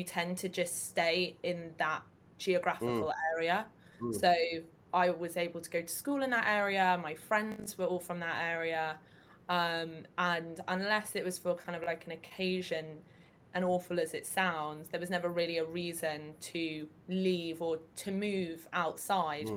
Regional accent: London, United Kingdom; accent: southeast; also born or lived in Japan; I am a London born and bred. Grew up in Northwest London

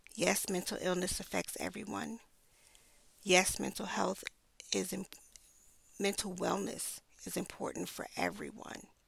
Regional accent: New York City, New York, United States; I grew up in Brooklyn

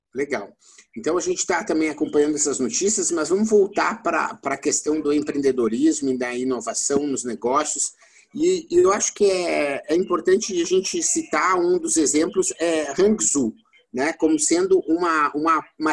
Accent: Brazil; como brasileiro

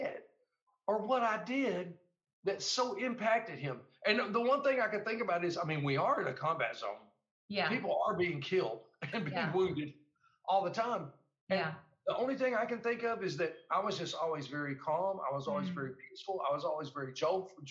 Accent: United States; me as an American soldier

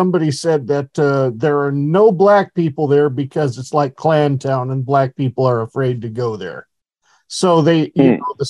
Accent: Horseshoe Bend, Idaho, United States; that area you're looking at is my hometown where I actually grew up, a Horseshoe Bend, Idaho. To this day now has a population probably about 850.

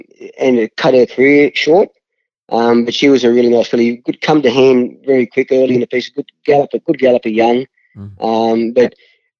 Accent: Wellington, New South Wales, Australia; growing up in Wellington and working in Wellington

